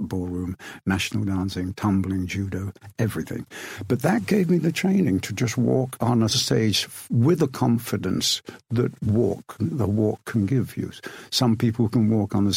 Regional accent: Rothwell, East Midlands, United Kingdom; born or raised there

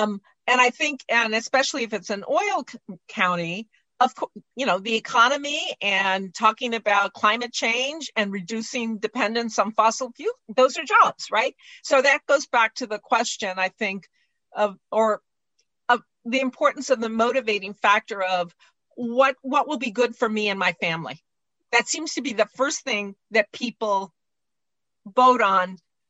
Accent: Harlingen, Texas, United States; born there; Well, I was born down in Harlingen.

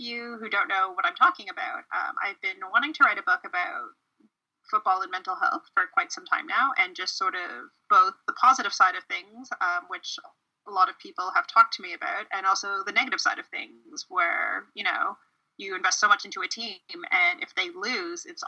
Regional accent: Canada; I'm Canadian

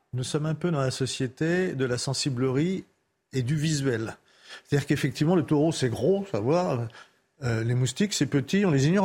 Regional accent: France; je suis quelqu'un de l'Est et du Nord

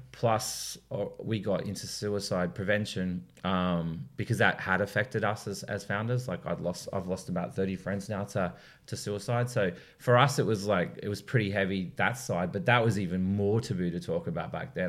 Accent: Sydney, New South Wales, Australia; I grew up obviously in Sydney

